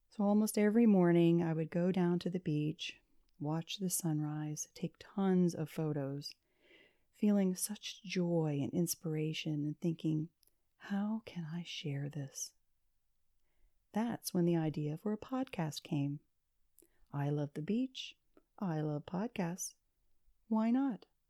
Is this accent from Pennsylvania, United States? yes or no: yes; Pennsylvania, United States; now in Florida, United States; my parents had moved from my hometown in the mountains of Pennsylvania